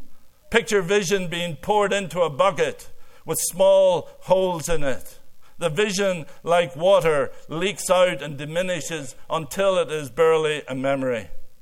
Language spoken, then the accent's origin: English; Ireland; now in Canada; I came from Ireland and married a fifth-generation Canadian.